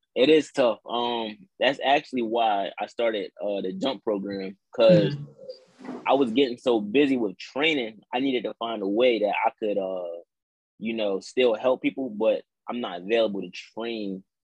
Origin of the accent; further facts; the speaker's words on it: New Castle, Delaware, United States; I'm from Newcastle, Delaware